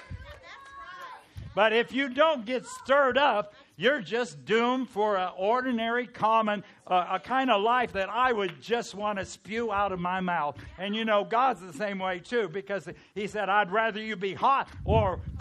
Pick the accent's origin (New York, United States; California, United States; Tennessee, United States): California, United States; I'm from California